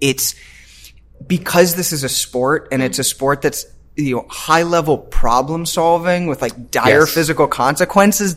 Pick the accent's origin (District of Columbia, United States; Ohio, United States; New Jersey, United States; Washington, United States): District of Columbia, United States; Washington; moved away as an adult; also born or lived in Chicago; now in Los Angeles, United States; I grew up in DC.